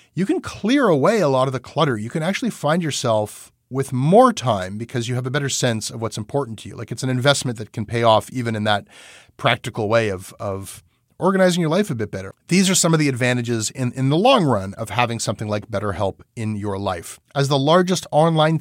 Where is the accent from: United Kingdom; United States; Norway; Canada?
Canada; I'm a Canadian journalist, not an American journalist